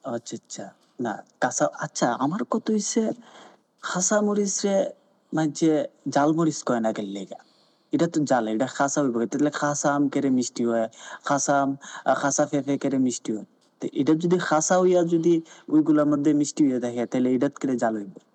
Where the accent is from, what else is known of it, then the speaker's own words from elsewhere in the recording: Sylhet, Sylhet Division, Bangladesh; accent: Sylheti; আমার বাড়ি হচ্ছে সিলেট আমি চেষ্টা করব যে আপনাদের সাথে সিলেটি ভাষায় কথা বলার